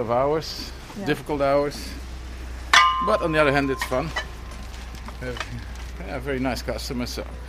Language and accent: English; south of Holland, southern Netherlands, Netherlands; now in Amsterdam, Netherlands; In the south of Holland.